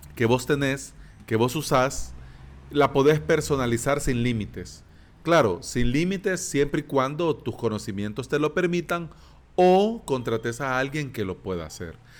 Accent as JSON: {"language": "Spanish", "country": "El Salvador", "said": "antes habían colones aquí en mi país, pero ya no"}